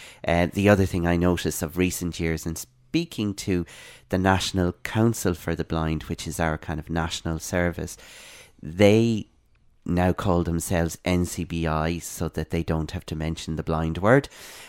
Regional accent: Dublin, Leinster, Ireland; also born or lived in Ballinasloe; I'm from Ireland. I'm a place called Ballinasloe in the west of Ireland originally, but I spent most of my growing up years in Dublin.

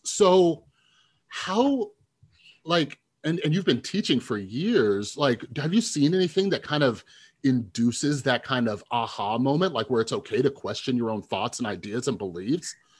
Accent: Las Vegas, Nevada, United States; I grew up here in Las Vegas

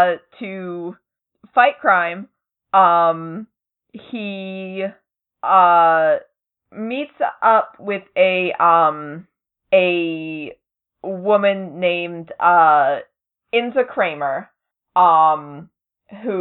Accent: near Salem, Massachusetts, United States; I'm not from Salem, but I'm, like, I'm close to Salem

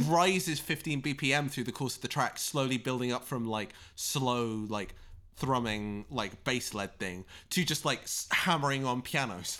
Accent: United Kingdom; both being British

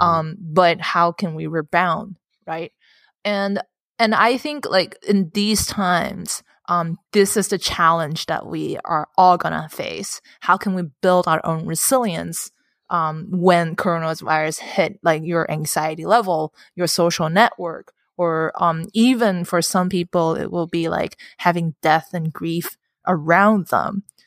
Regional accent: Hong Kong; my, um, upbringing in Hong Kong

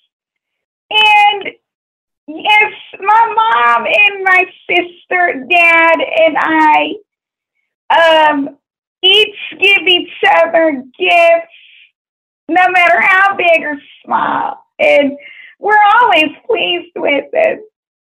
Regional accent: Waco, Texas, United States; moved away; also born or lived in Fort Worth, Texas; when I was growing up, I was born originally from Waco, Texas, but I came to Fort Worth in the year of 1997

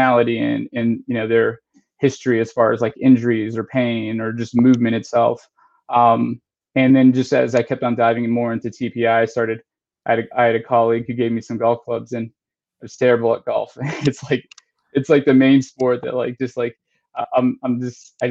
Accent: Texas, United States; now in Charlotte, United States; I grew up in Texas, so, you know, football's like everything

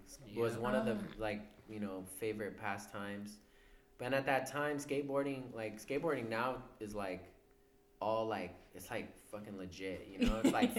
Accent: Rialto, California, United States; growing up in Rialto as opposed to anywhere else, it's kind of like an incubated environment, you know. You're kind of stuck out there, you know.

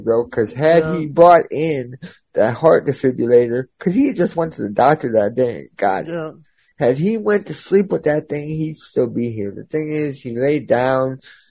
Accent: Spring Hill, Florida, United States; I'm from Spring Hill

